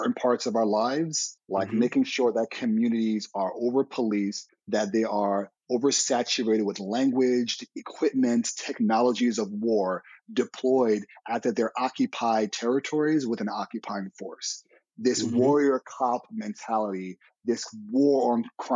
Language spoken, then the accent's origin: English; New York City, New York, United States; I grew up in the Bronx